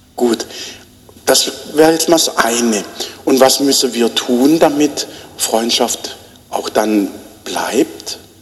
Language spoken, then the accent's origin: German; Black Forest, Baden-Württemberg, Germany; now in Bruchsal, Germany; bei uns im Schwarzwald